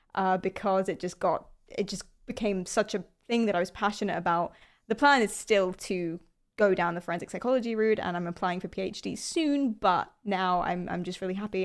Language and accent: English; London, United Kingdom; I'm from London.